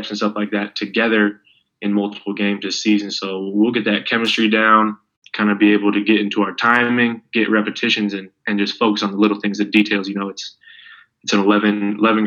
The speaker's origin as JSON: {"language": "English", "town": "Seattle", "region": "Washington", "country": "United States", "moved": "as an adult", "lives_now": "Seinäjoki, Finland", "said": "I'm from Seattle, so I'm used to the trees."}